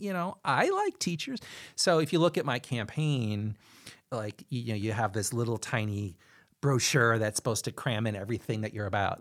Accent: Chicago, Illinois, United States; moved away as an adult; now in Cedar Rapids, United States; I was born and raised in Chicago, and that's where I was living with my husband before we moved to Cedar Rapids

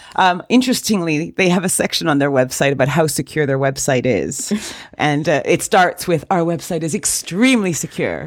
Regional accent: Canada; I am Canadian

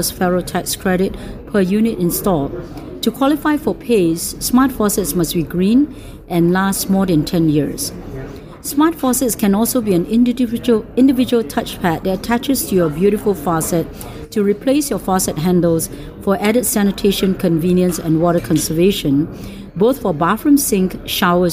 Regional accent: Singapore; moved away; I came from Singapore. I graduated with the University of Singapore

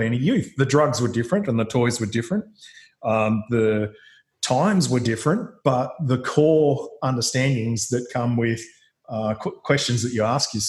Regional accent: Gippsland, eastern Victoria, Australia; the socioeconomic situation that I grew up in Gippsland in eastern Victoria

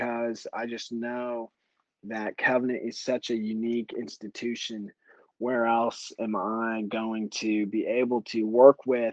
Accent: Texas, United States; moved away as an adult; also born or lived in Anchorage, Alaska; I was from Texas, born and raised

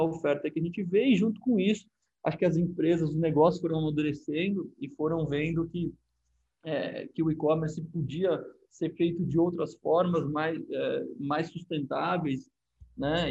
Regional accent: Brazil; aqui no, no nosso país

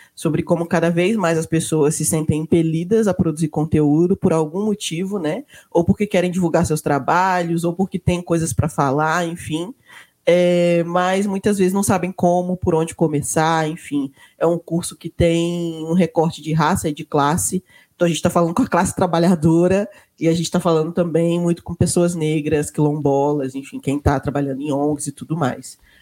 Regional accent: Minas Gerais, Brazil; de Minas Gerais

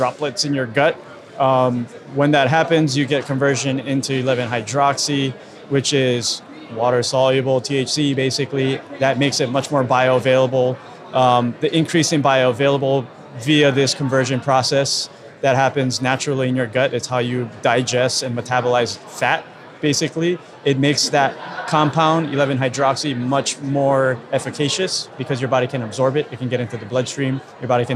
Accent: Hawaii, United States; I'm from Hawaii

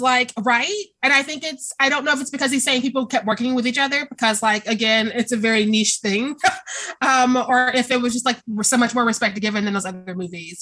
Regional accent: Kansas City, Missouri, United States; I'm from Kansas City.

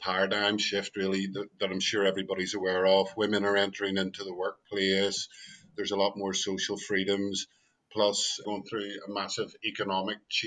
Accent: Belfast, Northern Ireland, United Kingdom; moved away; also born or lived in London; I'm originally from Belfast, as you can tell by my accent

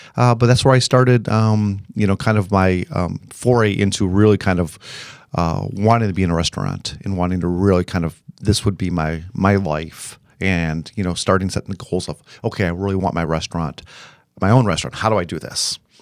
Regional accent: Illinois, United States; moved away; I am from Illinois

